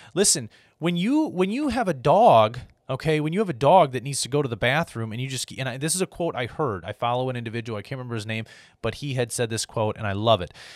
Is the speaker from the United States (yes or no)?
yes; United States; as an American because that's what I am